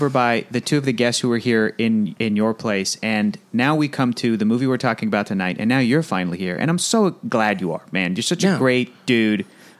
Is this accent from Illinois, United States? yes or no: no; San Diego, California, United States; moved away as an adult; now in Los Angeles, United States; I moved out here in 2011, but I grew up in San Diego, which is 2 hours from L.A.